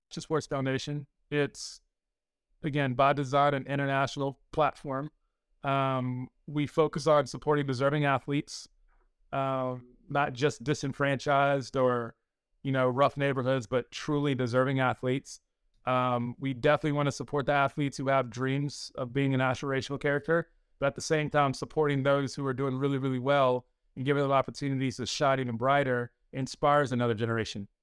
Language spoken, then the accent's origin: English; North Carolina, United States; I'm originally from North Carolina